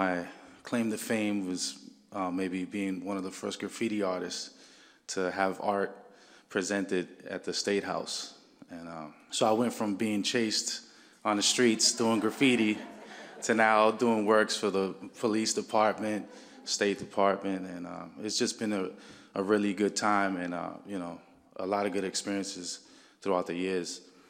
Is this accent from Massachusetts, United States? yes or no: yes; Boston, Massachusetts, United States; I've been doing art for over 22 years. I'm from the city of Boston. I grew up in Roxbury.